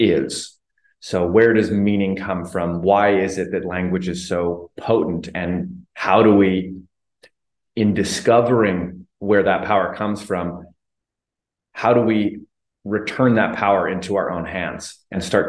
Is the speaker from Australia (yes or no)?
no; Calgary, Alberta, Canada; moved away as an adult; also born or lived in Vancouver Island, Canada; now in Mexico; born and raised in Calgary, Alberta, Canada, most recently living on Vancouver Island in Canada, currently in Mexico